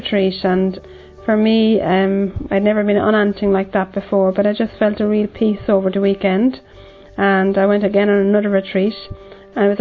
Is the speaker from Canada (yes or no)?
no; Ireland; I'm from Ireland